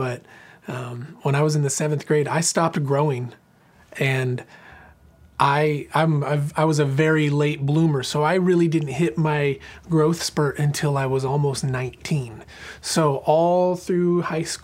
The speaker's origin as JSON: {"language": "English", "region": "Southern Oregon", "country": "United States", "tie": "born or raised there", "also_born_or_lived": "Boise, Idaho", "moved": "as an adult", "lives_now": "Franklin, Tennessee, United States", "said": "I was born and raised in a little farming community in Southern Oregon, about 10 miles from the California border"}